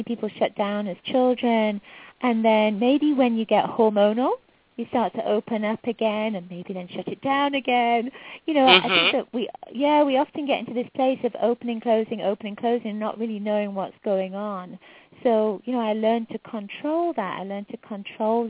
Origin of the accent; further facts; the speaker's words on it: England, United Kingdom; moved away; I'm from England originally, and I was raised in a psychic household.